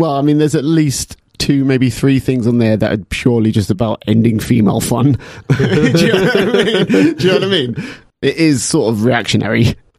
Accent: England, United Kingdom; You know, we're English

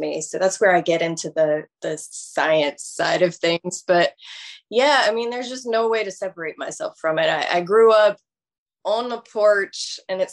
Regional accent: Charlotte, North Carolina, United States; moved away as an adult; also born or lived in Union County, North Carolina / Raleigh, North Carolina / Rock Hill, South Carolina; now in Louisville, United States; So I was born and raised in the Charlotte metro area.

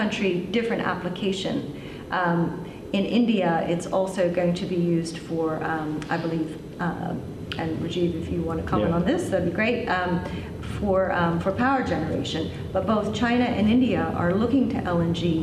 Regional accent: Australia; I am from Australia and we're a producing country.

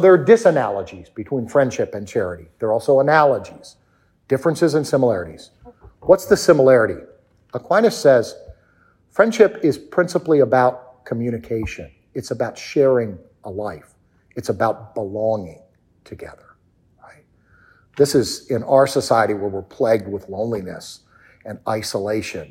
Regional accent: D.C., District of Columbia, United States; I grew up outside of Washington, D.C.

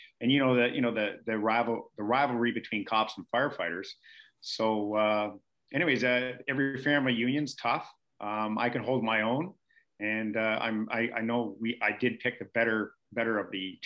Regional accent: Canada; I was from Canada

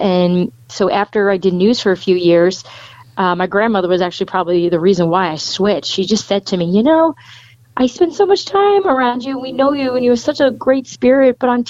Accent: United States; stories that affected my area and the town I grew up in and outside New York City and even in New York City.

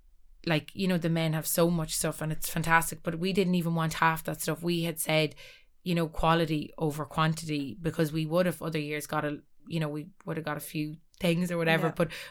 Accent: Ulster, Ireland; Like, we're all from Cavan at the end of the day.

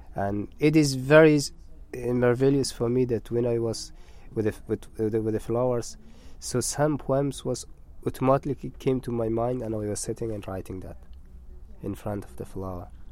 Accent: northern Afghanistan, Afghanistan; English is a second language; moved away; I'm from Afghanistan, from north of Afghanistan, and I live in a village by the name of Khoris.

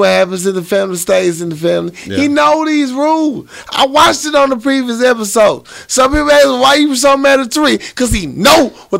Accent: the South, United States; accent: southern; You talking about my southern ass accent

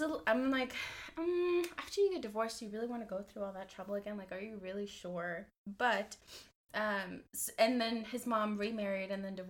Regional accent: Houston, Texas, United States; my hometown, which is Houston, Texas.

